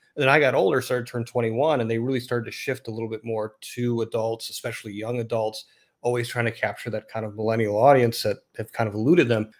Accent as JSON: {"language": "English", "town": "Chicago", "region": "Illinois", "country": "United States", "tie": "born or raised there", "also_born_or_lived": "Detroit", "said": "I grew up in Chicago"}